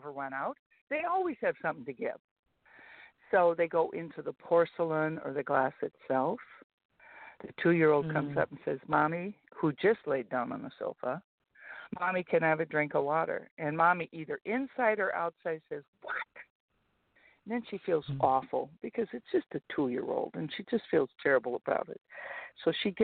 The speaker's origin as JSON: {"language": "English", "town": "Fergus Falls", "region": "Minnesota", "country": "United States", "tie": "born or raised there", "said": "I grew up in a small town that to this day, Fergus Falls, Minnesota, has more churches per population than any city in the United States."}